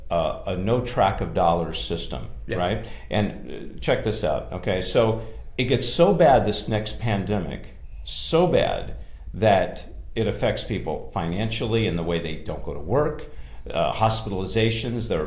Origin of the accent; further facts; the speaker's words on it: California, United States; Uh, I'm from California you know what they're doing now is they're paying people.